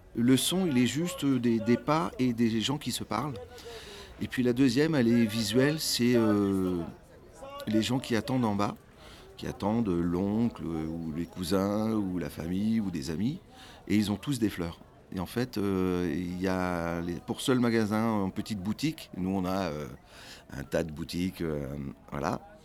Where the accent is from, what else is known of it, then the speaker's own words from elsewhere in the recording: France; dans mon enfance, ici en France